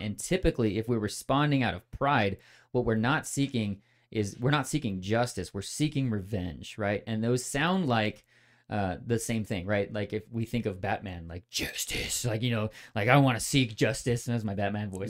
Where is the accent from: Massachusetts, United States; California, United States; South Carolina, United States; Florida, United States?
California, United States; moved away as an adult; also born or lived in Midwest / Texas; grew up in California